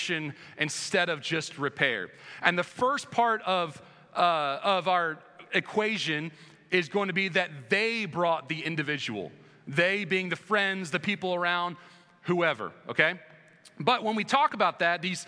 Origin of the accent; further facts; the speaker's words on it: United States; moved away as an adult; now in Indiana, United States; on the East Coast, where I grew up right outside of DC